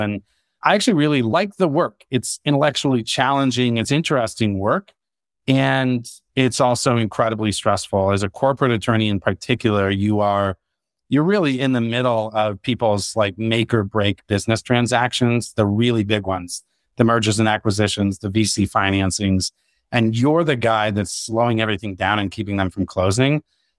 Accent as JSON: {"language": "English", "region": "Arizona", "country": "United States", "tie": "born or raised there", "moved": "yes", "lives_now": "Colorado, United States", "said": "co-founder, CEO of TermScout. My background is I grew up in Arizona, love the outdoors, live in Colorado now"}